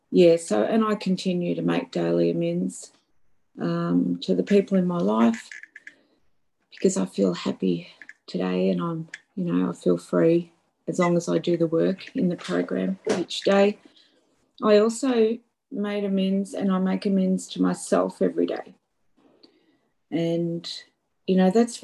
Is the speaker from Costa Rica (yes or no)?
no; Australia; I'm from Australia